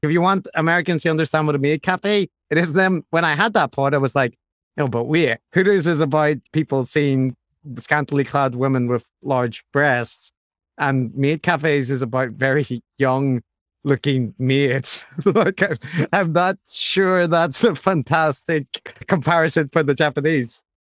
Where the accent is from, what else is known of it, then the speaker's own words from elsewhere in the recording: Ireland; I'm Irish